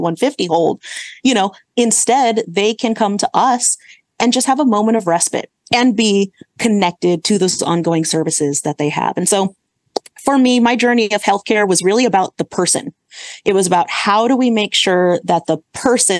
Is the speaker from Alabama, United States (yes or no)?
no; Santa Clara, California, United States; moved away as an adult; now in Sacramento, United States; I grew up in the Bay Area. So I grew up in the Santa Clara area